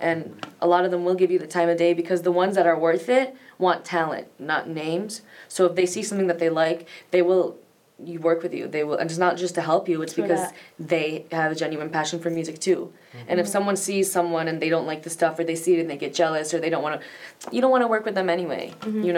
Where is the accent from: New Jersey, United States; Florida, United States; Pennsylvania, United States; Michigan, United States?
Michigan, United States; Farmington Hills; now in Los Angeles, United States; In my hometown, Farmington Hills, Michigan, I was the only songwriter I think I knew